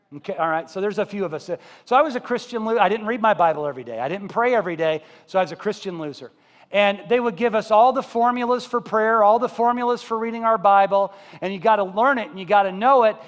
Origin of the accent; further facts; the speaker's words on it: Columbia, Missouri, United States; I was brought up in Columbia, Missouri.